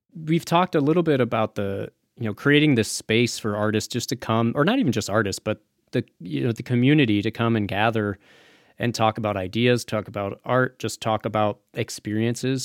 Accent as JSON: {"language": "English", "region": "Midwest", "country": "United States", "moved": "yes", "lives_now": "Las Vegas, United States", "said": "I'm from the Midwest myself, so I, I have a little bit of that experience of coming out here"}